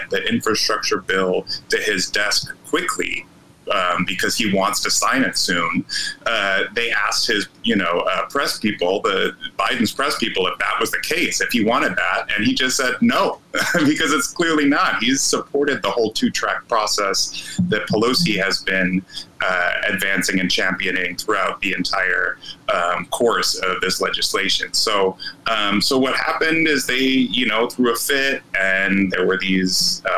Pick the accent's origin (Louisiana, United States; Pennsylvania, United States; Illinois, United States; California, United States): Illinois, United States; Chicago; also born or lived in Logan Square, Chicago; I grew up on the south side. I'm a south sider